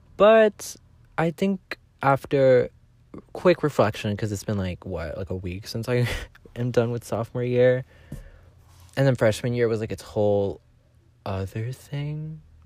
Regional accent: Southern California, United States; I'm from Southern California

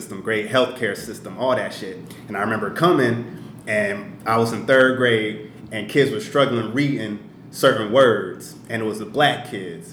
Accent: Canton, Ohio, United States; also born or lived in Ghana; I'm from Canton, Ohio.

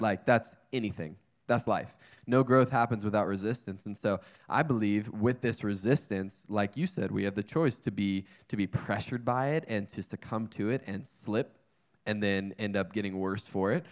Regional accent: North Carolina, United States; moved away as an adult; also born or lived in Wyoming; now in California, United States; I grew up in North Carolina

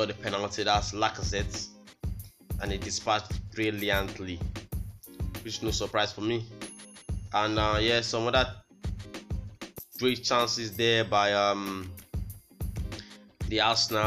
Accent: Nigeria

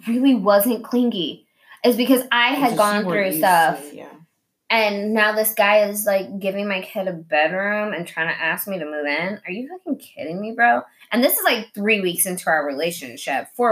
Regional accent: Oklahoma, United States; moved away; also born or lived in Kansas; I'm from Oklahoma and it's, like, meth capital

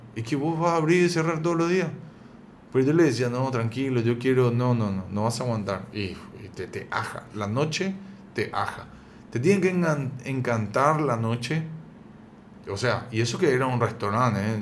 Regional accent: Paraguay; also born or lived in San Isidro, Buenos Aires, Argentina; yo soy argentino, pero vivo acá en Paraguay desde que tengo cuatro años

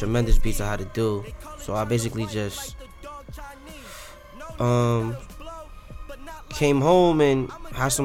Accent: Boston, Massachusetts, United States; we pretty much all from Dorchester

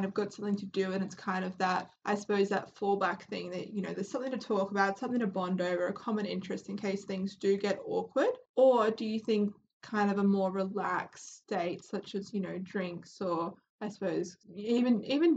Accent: Australia; we're from Australia

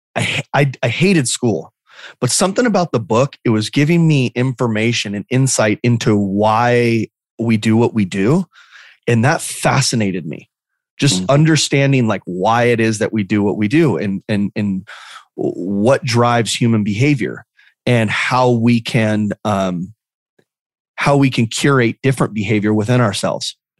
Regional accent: Lake Havasu City, Arizona, United States; also born or lived in Phoenix, Arizona; I moved to a small town when I was three um, called Lake Havasu City, Arizona. And so Lake Havasu City is this small little town of 50. Well, now it's got about 55,000 people uh, right on the Colorado River. Um, but the Colorado River kind of gets wide and it, it, looks like a lake. And so, um, just this this small town that I grew up

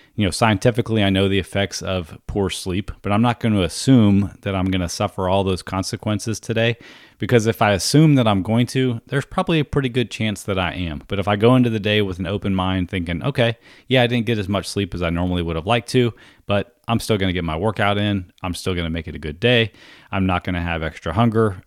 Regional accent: East Coast of Florida, United States; I was a teenage kid growing up on the East Coast of Florida

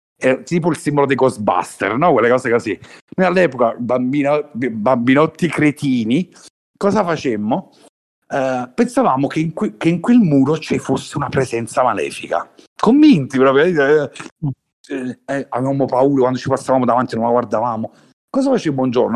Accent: Naples, Campania, Italy; da Napoli

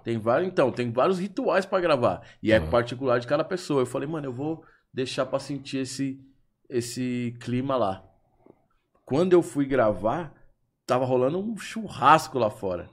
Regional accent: Brazil; sou do Brasil

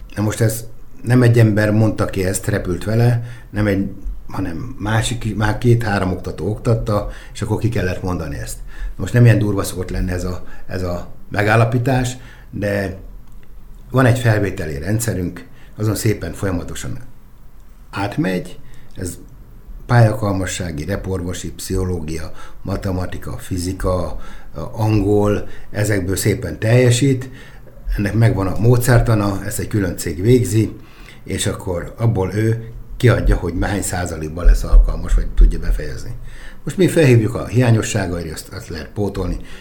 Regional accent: Nyíregyháza, Szabolcs-Szatmár-Bereg, Hungary

